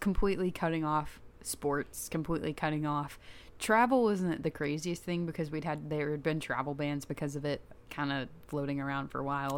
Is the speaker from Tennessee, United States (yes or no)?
yes; Chattanooga, Tennessee, United States; I'm from Chattanooga